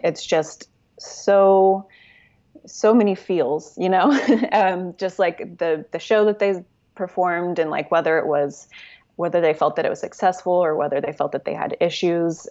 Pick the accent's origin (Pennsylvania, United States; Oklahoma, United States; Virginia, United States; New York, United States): Oklahoma, United States; Oklahoma City; moved away as an adult; now in Los Angeles, United States; I am from Oklahoma City. Uh, I lived there most of my life